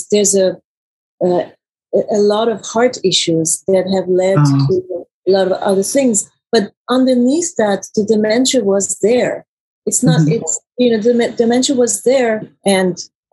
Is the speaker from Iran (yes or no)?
yes; Iran; also born or lived in Germany; now in United States; I was born in Germany, raised in Iran